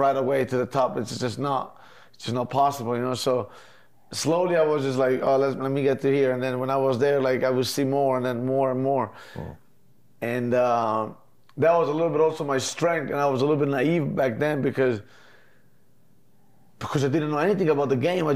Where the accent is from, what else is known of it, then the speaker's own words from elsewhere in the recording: Mezzocorona, Trentino-Alto Adige, Italy; moved away; I come from Mezzo Corona, it's like a 5,000 people village basically.